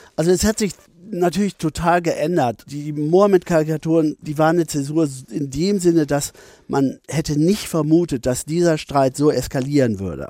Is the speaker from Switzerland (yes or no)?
no; Bielefeld, North Rhine-Westphalia, Germany; ich bin nicht direkt in Bielefeld groß geworden, sondern auf dem Dorf bei Bielefeld, das heißt Thesen